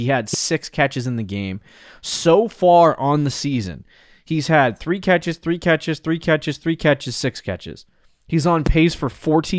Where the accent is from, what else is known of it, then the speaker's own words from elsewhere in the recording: New England, United States; I was born in New England.